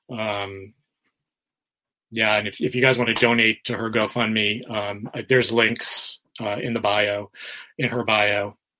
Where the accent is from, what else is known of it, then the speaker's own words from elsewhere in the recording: New York City, New York, United States; now in Florida, United States; I'm from New York City